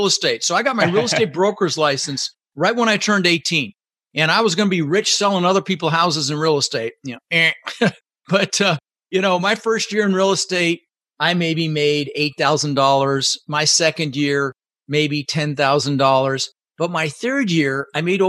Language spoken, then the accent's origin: English; Denver, Colorado, United States; English is a second language; also born or lived in Netherlands; I immigrated to this country when I was 6 years old with my mother, Svante, and my brother, Albert. I was born in the Netherlands, in Holland, you know, wooden shoes. And my mom brought us over to the United States, and we ended up in Denver, Colorado. And we grew up pretty poor.